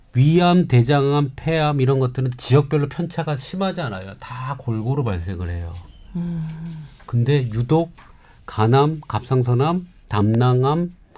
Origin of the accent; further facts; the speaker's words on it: Namhae, South Gyeongsang, South Korea; 저희 고향인 경상남도 남해섬